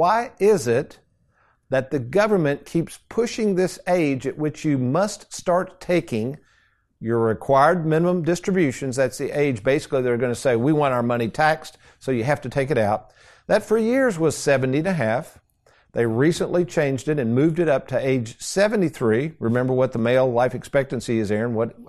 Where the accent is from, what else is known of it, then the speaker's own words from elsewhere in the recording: Lexington, United States; But the same house I grew up